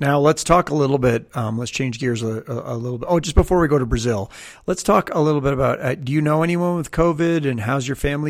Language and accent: English; Canada; I'm Canadian, so we grew up with meters